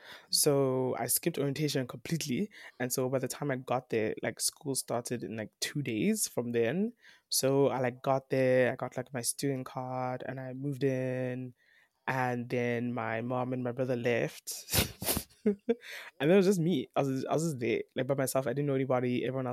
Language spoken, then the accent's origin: English; South Africa; I'm Nigerian, I'm Yoruba, mm-hmm. but I was born and raised in South Africa.